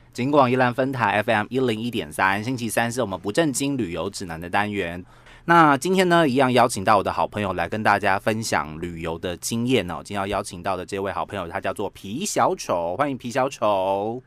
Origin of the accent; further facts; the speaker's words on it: Taiwan; 我们台湾人